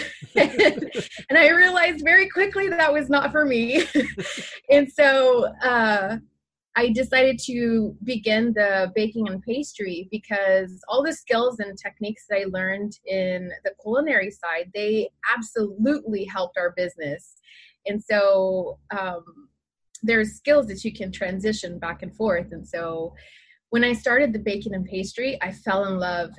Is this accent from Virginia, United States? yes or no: no; San Antonio, Texas, United States; now in Homer, United States; I originate from San Antonio, Texas